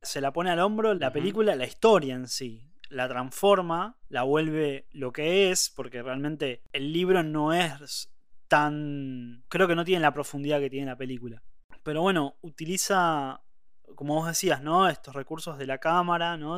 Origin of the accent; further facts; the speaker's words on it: Argentina; acá uno puede tener apellido italiano, pero antes que apellido italiano es argentino